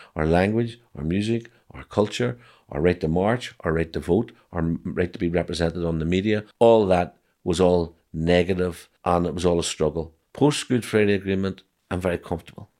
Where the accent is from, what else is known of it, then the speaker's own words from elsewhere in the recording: Northern Ireland, United Kingdom; as an Irish Republican